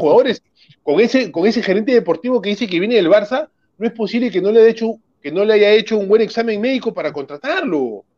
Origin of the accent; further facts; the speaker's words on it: Lima, Peru; yo soy del RIMAC, yo, bueno, nací en otro distrito, pero yo viví desde que nací en el RIMAC